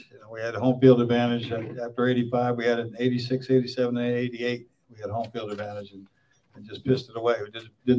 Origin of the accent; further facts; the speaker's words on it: California, United States; moved away as an adult; also born or lived in Utah; I grew up in California, and I grew up with the Brothers of the Mexicans